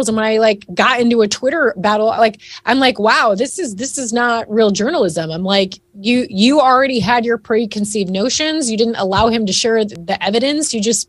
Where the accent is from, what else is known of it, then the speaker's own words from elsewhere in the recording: Northwest Ohio, United States; now in Texas, United States; I'm living in Texas now, but I was raised in Northwest Ohio, and I grew up with a fierce rivalry between Michigan and Ohio State